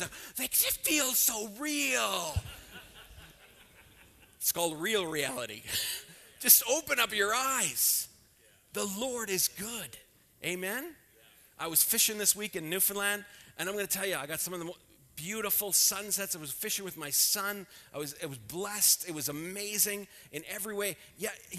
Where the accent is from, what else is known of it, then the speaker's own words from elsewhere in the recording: Scotland, United Kingdom; I'm Scottish.